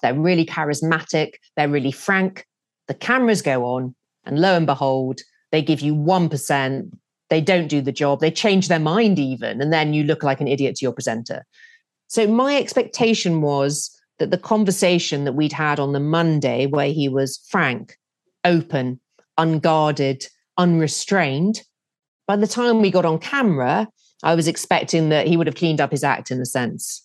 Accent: United Kingdom; being British.

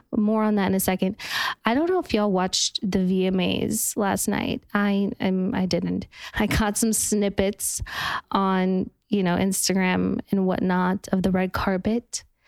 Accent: Park City, Utah, United States; now in Los Angeles, United States; I'm from Parks City, Utah

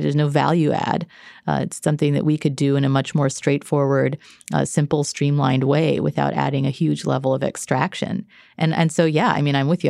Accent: Texas, United States; I grew up in Texas

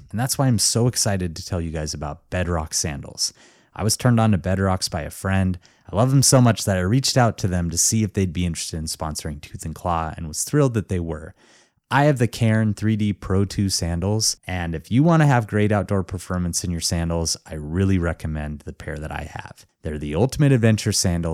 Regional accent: Missoula, Montana, United States; my hometown, Missoula, Montana

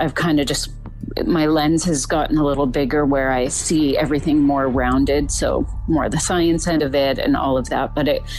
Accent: British Columbia, Canada; born and raised in British Columbia. So now we're living out about an hour away from Vancouver on the ocean.

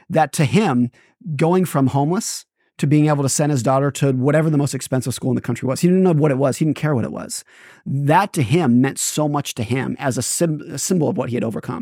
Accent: California, United States; I grew up in California

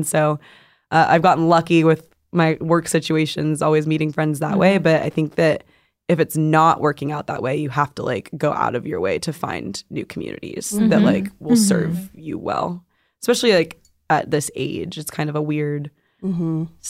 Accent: Arizona, United States; moved away as an adult; now in California, United States; I'm from Arizona, so mm-hmm. we moved, a lot of people moved from Arizona to California.

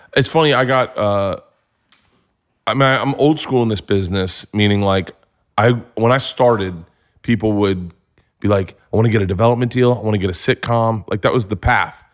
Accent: Florida, United States; I grew up in Florida

